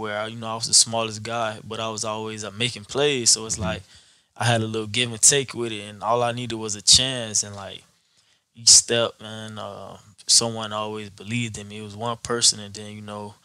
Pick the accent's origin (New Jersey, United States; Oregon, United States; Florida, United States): Florida, United States; Fort Lauderdale; born and raised in Fort Lauderdale, Florida.